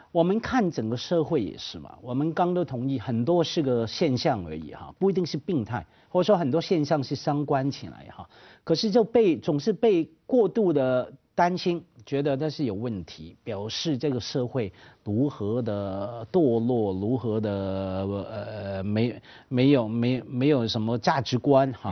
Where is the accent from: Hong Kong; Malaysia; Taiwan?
Hong Kong; 我们香港话叫碌你人情卡了